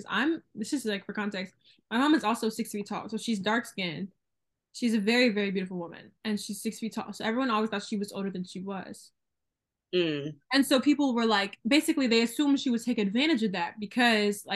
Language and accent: English; the South, United States; accent: hillbilly; if I want to put my hillbilly accent on because I'm from the South and I have an accent sometimes